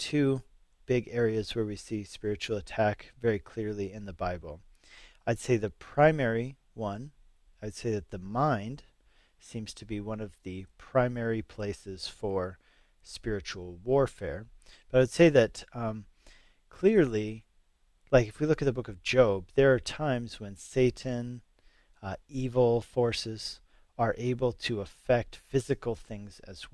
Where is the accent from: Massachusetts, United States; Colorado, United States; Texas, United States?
Colorado, United States; Denver; also born or lived in Hungary; I came to know the Lord here in Colorado, grew up in Denver, Northside